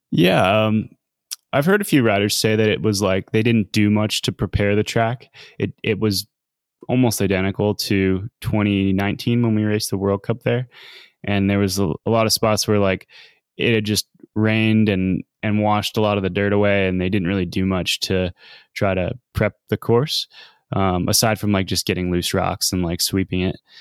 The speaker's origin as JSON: {"language": "English", "country": "United States"}